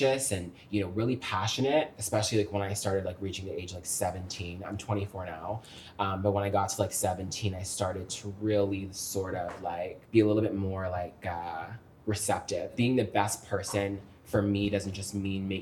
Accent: Fairfax, Virginia, United States; I was born in Fairfax, Virginia

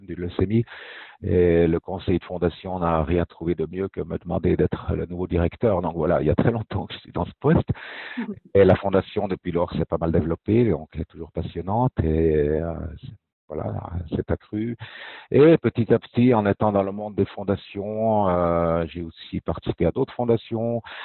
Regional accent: Fribourg, Switzerland; moved away; also born or lived in German-speaking Switzerland; je suis né à Fribourg, en fait. Je suis suisse romand, mais j'ai passé déjà plus de la moitié de ma vie en Suisse allemande

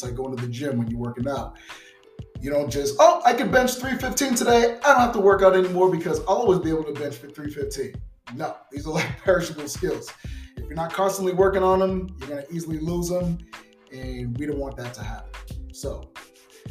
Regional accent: Boston, Massachusetts, United States; also born or lived in Sacramento; now in Las Vegas, United States; I'm from Boston, so I got to give a shout out to my peeps out there in the 617

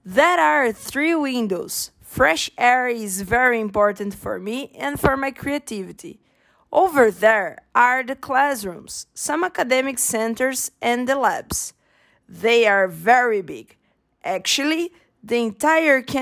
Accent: Brazil; I'm from Brazil

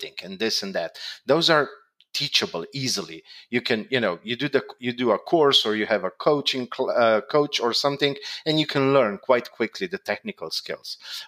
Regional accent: Slovenia; I'm from Slovenia

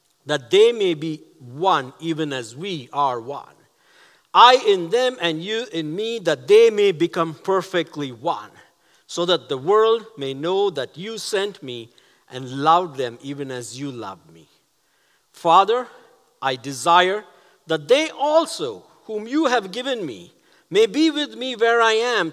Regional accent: Chennai, Tamil Nadu, India; moved away; my hometown of Chennai

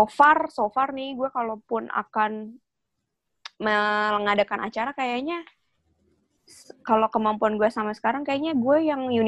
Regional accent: Yogyakarta, Special Region of Yogyakarta, Indonesia; nyokap gue nih dan keluarga besar gue itu masih Jawa banget kita dari Jogja jadi biasanya kakak-kakak tuh sepupu-sepupu gue tante-tante juga masih pakai adat gitu loh

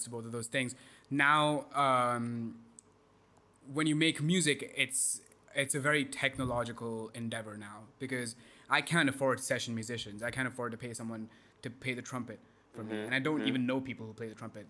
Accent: India; moved away as an adult; also born or lived in Texas, United States; growing up in India.

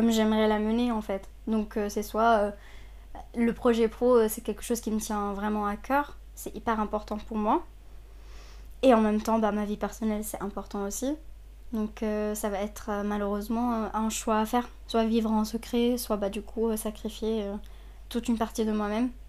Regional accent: Saudi Arabia; moved away as an adult; now in France; déjà. J'ai 23 ans. Euh, je suis née en Arabie Saoudite, j'ai grandi là-bas jusqu'à mes 18 ans. je suis libanaise d'origine, donc mes deux parents sont libanais.

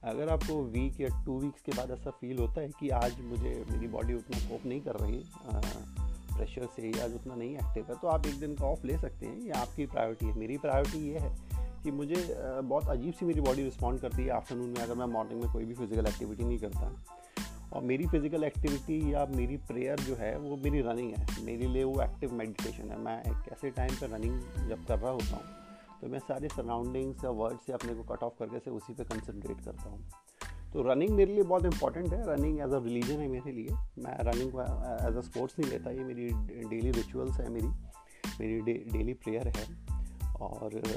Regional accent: India; मैं 35 five years old हूँ और मैं इंडिया का रहने वाला हूँ

